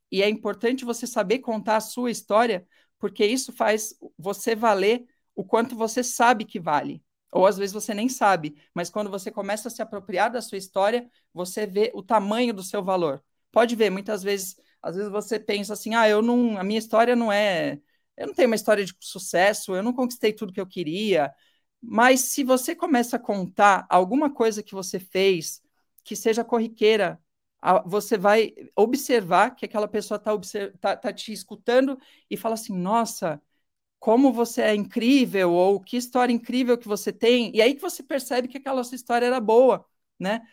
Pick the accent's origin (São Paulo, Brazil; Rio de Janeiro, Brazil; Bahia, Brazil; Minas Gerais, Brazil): São Paulo, Brazil; moved away as an adult; Eu morei em São Paulo a vida inteira